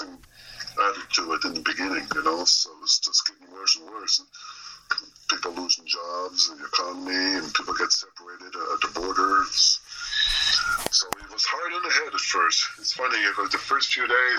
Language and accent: English; Moncton, New Brunswick, Canada; here in my hometown in Moncton, New Brunswick